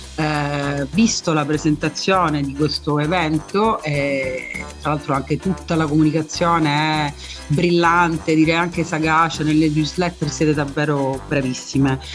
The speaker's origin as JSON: {"language": "Italian", "town": "Messina", "region": "Sicily", "country": "Italy", "said": "sono messinese"}